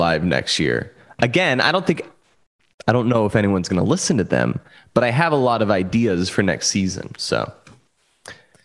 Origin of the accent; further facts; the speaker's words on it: San Diego, California, United States; I did a broadcast for my hometown club